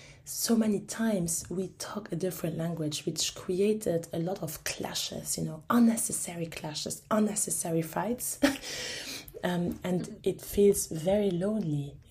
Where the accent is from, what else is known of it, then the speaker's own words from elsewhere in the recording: Luxembourg; I got asked at the age of 21 to run for the local elections in my hometown